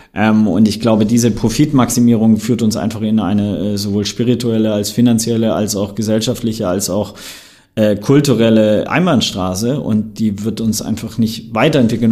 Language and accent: German; Swabia, Germany; ich bin gebürtiger Schwabe, Bildungsbürgertum, sehr, sehr privilegiert aufgewachsen